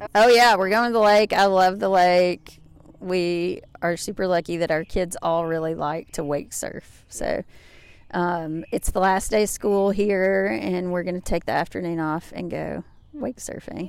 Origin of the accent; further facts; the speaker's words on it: Grayson, Kentucky, United States; also born or lived in Lexington, Kentucky; now in Arkansas, United States; I grew up in Grayson, Kentucky, Booming metropolis of forty-five hundred people in Carter County